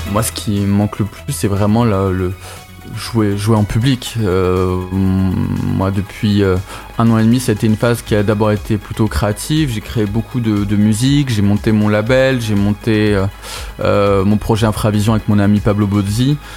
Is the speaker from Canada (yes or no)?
no; Toulouse, Occitania, France; on vient tous de Toulouse